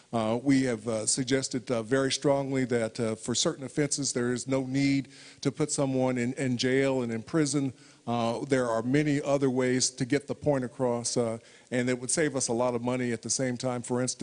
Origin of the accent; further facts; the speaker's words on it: Indiana, United States; I am the ratified candidate for governor of my home state. I will be the only African-American candidate for governor on the ballot in the United States in the coming election, the first African-American to get the nomination for this position in Indiana.